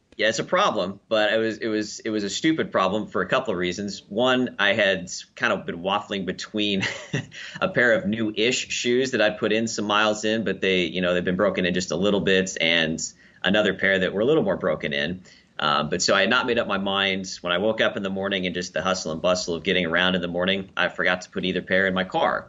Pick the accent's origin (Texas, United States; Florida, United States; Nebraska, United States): Nebraska, United States; Lincoln; Lincoln, Nebraska, my hometown and where I currently work.